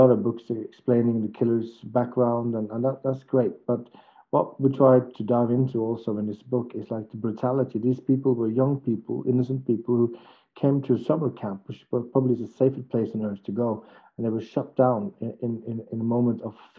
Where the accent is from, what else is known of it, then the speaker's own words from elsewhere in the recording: Norway; I grew up in Norway